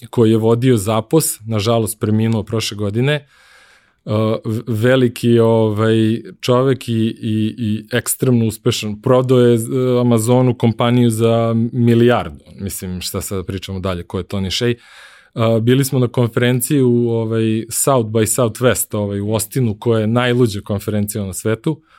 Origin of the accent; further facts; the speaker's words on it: Serbia; moved away as an adult; also born or lived in United States; Kad sam otišao u Ameriku, večito sam bio Srbin, ovaj, nisam nikako mogu da se otarasim iz svog akcenta